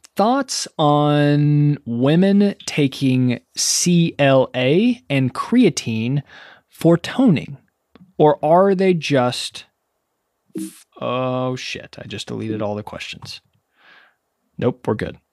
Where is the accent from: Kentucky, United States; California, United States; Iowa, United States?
Kentucky, United States; Ashland; moved away as an adult; also born or lived in Lexington, Kentucky; now in New York City, United States; being born and raised in Kentucky